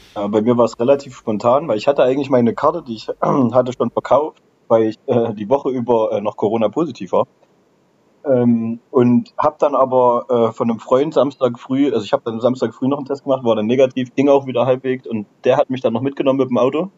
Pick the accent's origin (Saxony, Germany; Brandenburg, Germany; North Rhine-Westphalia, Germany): Saxony, Germany; Aue; Ich äh, habe fünf Minuten äh, vom Stadion weggewohnt, früher auch äh, bei Aue gespielt, mit vier Jahren angefangen